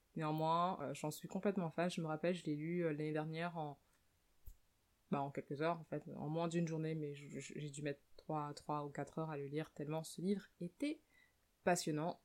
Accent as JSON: {"language": "French", "country": "France", "tie": "born or raised there", "moved": "as an adult", "said": "je suis née en France et j'ai vécu en France la plus grande partie de ma vie, c'est-à-dire pendant les 24 premières années de ma vie"}